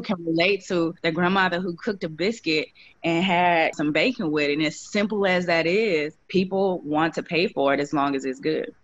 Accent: St. Louis, Missouri, United States; I'm from St. Louis

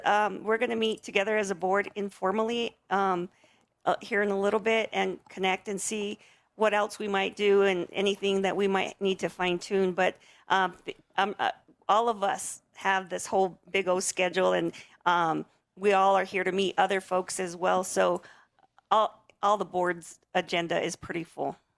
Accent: Sandia Pueblo, New Mexico, United States; I'm from the Pueblo of Sandia

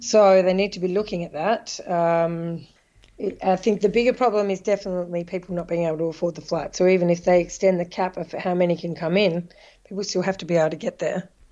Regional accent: Australia; moved away as an adult; now in Netherlands; I'm Australian, I'm a citizen, I'll always be able to go home

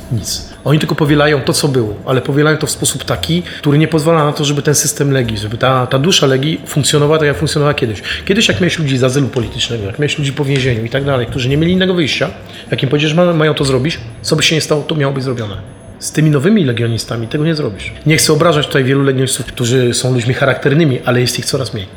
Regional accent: Poland; moved away as an adult; now in France

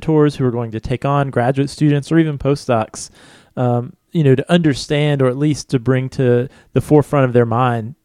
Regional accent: United States; as an American English-speaking citizen

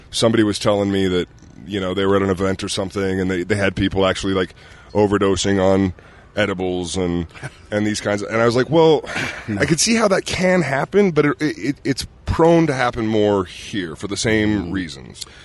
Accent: Ogden, Utah, United States; I grew up in Ogden.

